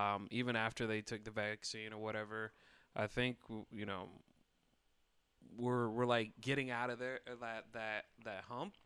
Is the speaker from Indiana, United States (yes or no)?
yes; Bristol, Indiana, United States; moved away as an adult; now in Chicago, United States; I'm from, uh, well, now it's a city, but it's uh, Elkhart, Indiana, uh, in Bristol.